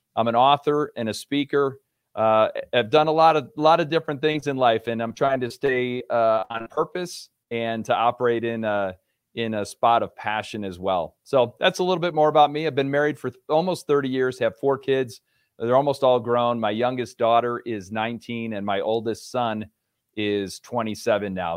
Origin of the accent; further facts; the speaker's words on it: Rochester, New York, United States; moved away as an adult; also born or lived in Virginia; now in Colorado, United States; I grew up in Rochester, New York, so I'm a New York native.